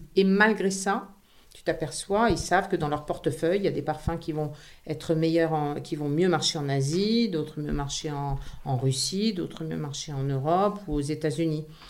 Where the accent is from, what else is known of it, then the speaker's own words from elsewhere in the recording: Grasse, Provence-Alpes-Côte d'Azur, France; moved away as an adult; also born or lived in Paris; j'ai grandi à Grasse